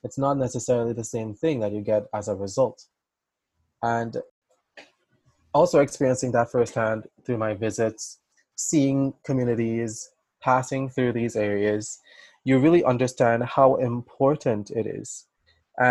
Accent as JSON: {"language": "English", "country": "Trinidad & Tobago", "tie": "born or raised there", "said": "growing up in the Caribbean, you're very much surrounded by people that look like you"}